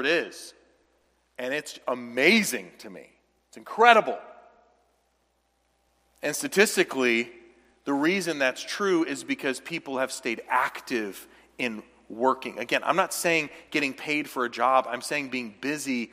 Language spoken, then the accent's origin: English; the South, United States; now in Midwest, United States; I grew up in the South